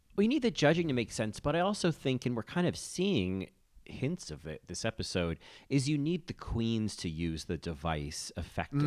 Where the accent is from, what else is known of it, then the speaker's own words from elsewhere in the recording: United States; as an American